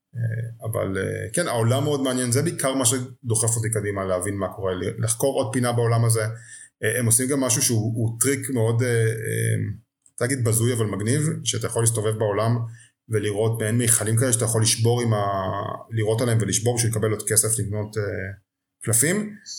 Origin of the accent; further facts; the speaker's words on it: Israel; בתור ישראלי